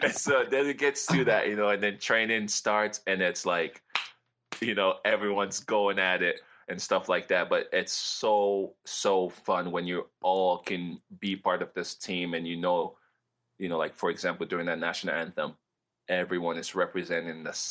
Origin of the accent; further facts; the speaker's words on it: Sierra Leone; now in United States; they called me American back in Sierra Leone